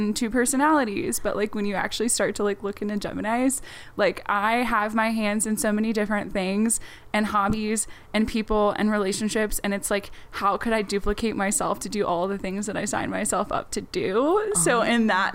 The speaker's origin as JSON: {"language": "English", "town": "Cape May Court House", "region": "New Jersey", "country": "United States", "tie": "born or raised there", "also_born_or_lived": "Denver, Colorado", "said": "I'm from Southern New Jersey in Cape May Courthouse"}